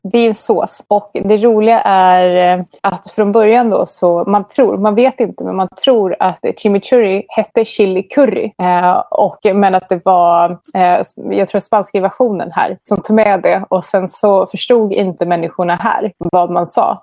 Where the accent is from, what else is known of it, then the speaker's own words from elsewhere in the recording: Sweden; now in Buenos Aires, Argentina; Jag är väldigt svensk